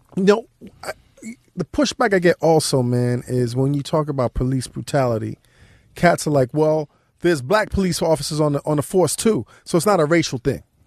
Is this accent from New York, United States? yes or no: yes; New York City, New York, United States; Growing up in New York